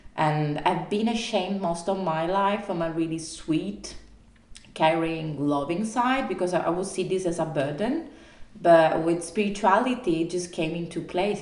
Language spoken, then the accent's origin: English; Italy; moved away; I'm from Italy